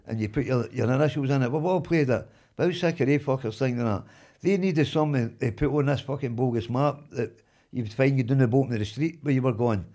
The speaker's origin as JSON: {"language": "English", "town": "Glasgow", "region": "Scotland", "country": "United Kingdom", "tie": "born or raised there", "said": "I was born in Campden"}